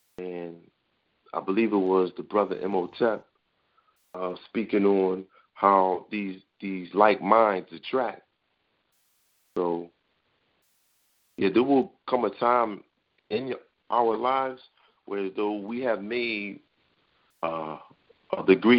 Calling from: New York City, New York, United States; I'm calling from the Bronx tonight.

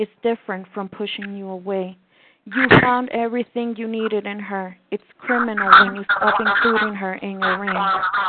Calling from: Mexico City, Mexico; I am calling from Mexico City, Mexico.

